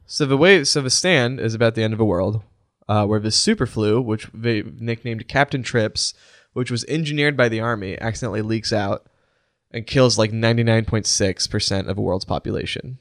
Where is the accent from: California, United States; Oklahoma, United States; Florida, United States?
Oklahoma, United States; Edmond; My hometown of Edmond, Oklahoma